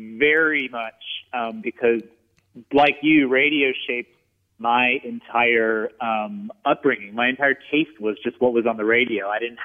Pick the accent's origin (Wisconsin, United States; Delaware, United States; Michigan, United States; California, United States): Wisconsin, United States; Whitewater; I'm from Whitewater, Wisconsin. It's a small town. It's a college town.